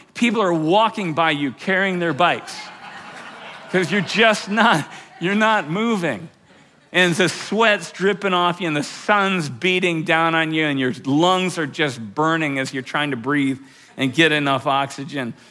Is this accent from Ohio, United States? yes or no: no; Fort Collins, Colorado, United States; my hometown of Fort Collins